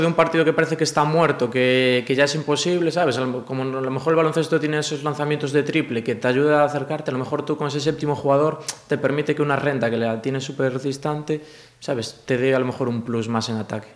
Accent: A Coruña, Galicia, Spain; moved away; also born or lived in Cangas; yo soy de Coruña, yo nací en Coruña

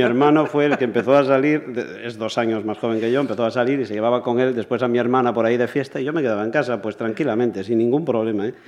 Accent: Campo Lameiro, Galicia, Spain; Yo nací en la República Independiente de Lameiro.

